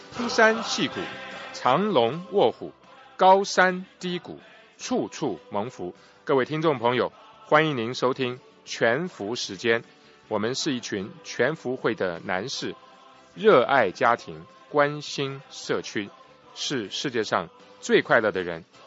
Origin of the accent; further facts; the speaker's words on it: Taiwan; now in United States; 我爸爸是空军啊，所以也是要随着军队来台湾